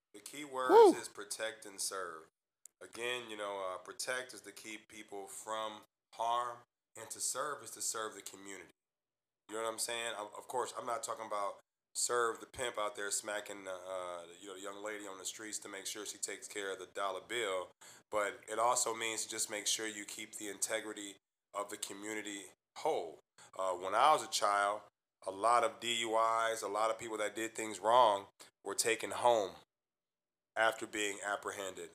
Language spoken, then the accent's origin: English; Midwest, United States; Me being from the Midwest